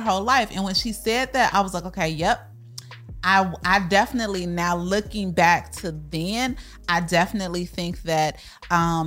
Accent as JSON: {"language": "English", "town": "Chicago", "region": "Illinois", "country": "United States", "moved": "as an adult", "lives_now": "Texas, United States", "said": "we are from Chicago, so we came to Texas, didn't know anybody"}